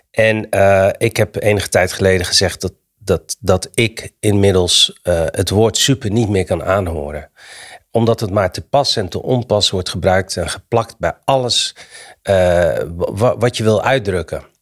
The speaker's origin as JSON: {"language": "Dutch", "country": "Morocco", "said": "het is gek dat ik als Marokkaan eh, de Nederlandse taal moet, aan Nederlanders moet uitleggen hoe mooi de Nederlandse taal is."}